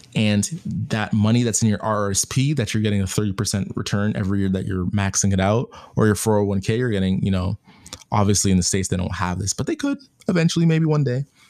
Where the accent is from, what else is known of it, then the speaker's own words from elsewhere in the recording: Canada; I'm Canadian